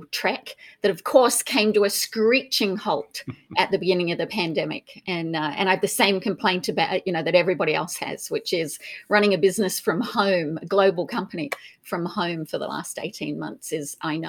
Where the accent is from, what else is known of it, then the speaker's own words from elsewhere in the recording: Australia; accent: Australian; moved away as an adult; also born or lived in United Kingdom; So originally Australian, so British born, a German mum, a British dad, grew up in Australia. And then left in the, when I was in my early 20s